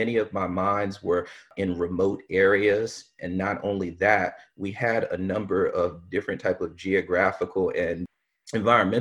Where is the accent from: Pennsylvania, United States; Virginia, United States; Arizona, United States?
Virginia, United States; Virginia Beach; I'm originally from Virginia Beach, Virginia.